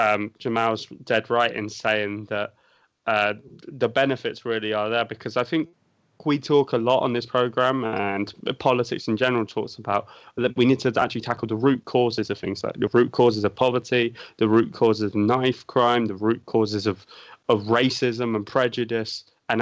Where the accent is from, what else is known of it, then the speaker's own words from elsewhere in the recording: United Kingdom; as a Brit, you'll find very, very rare that people would not want to protect the NHS.